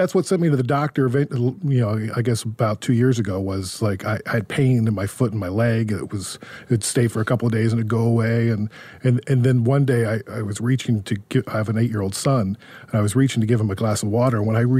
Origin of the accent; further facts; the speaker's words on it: Columbus, Ohio, United States; moved away as an adult; also born or lived in Philadelphia / Los Angeles / Connecticut / Seattle; now in Vancouver, Canada; I grew up in Columbus